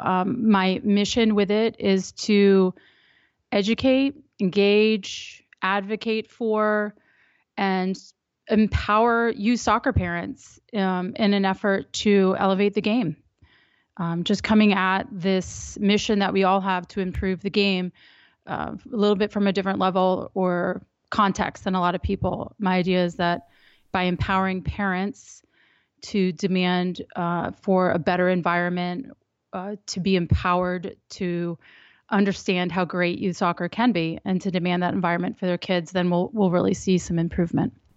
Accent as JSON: {"language": "English", "town": "Reston", "region": "Virginia", "country": "United States", "tie": "born or raised there", "said": "I grew up in Northern Virginia. I grew up in Reston."}